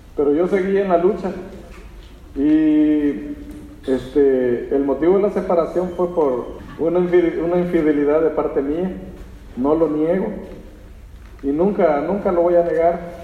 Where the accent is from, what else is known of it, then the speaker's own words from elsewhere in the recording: El Salvador; moved away as an adult; Somos del Salvador